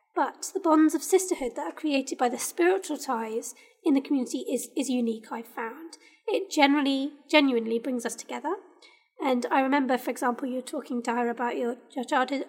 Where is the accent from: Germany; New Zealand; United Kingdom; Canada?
United Kingdom; I am British, and this I consider this like my home